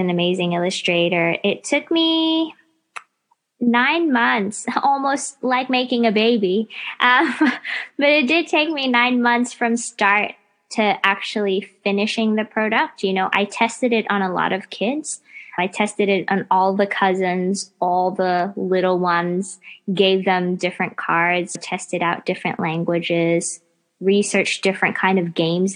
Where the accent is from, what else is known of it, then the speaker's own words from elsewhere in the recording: United States; now in Melbourne, Australia; I grew up in the States